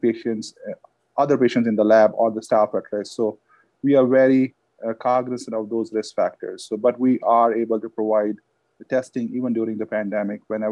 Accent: India; moved away; I had dogs when I was growing up in India

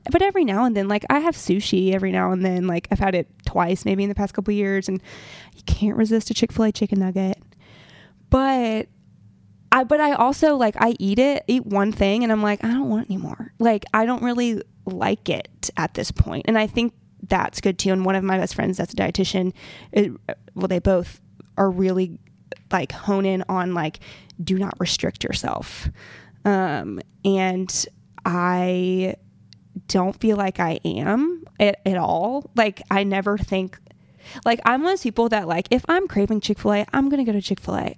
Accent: Montgomery, Alabama, United States; moved away; I'm from Montgomery, Alabama

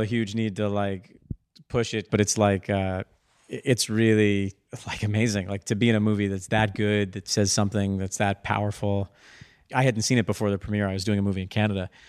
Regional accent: Darien, Connecticut, United States; I grew up in Darien and worked at the Stamford Mall

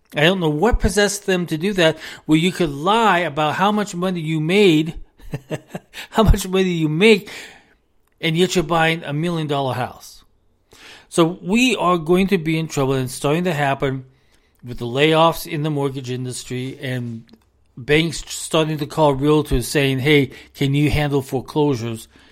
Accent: United States; We are an American. We are an American family

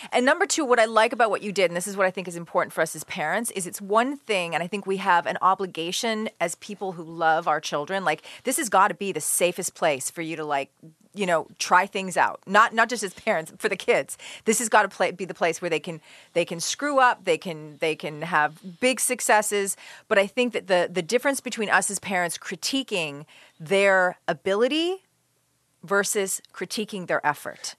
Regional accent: Lockport, United States; I grew up on Lockport Road in a little town called Lockport

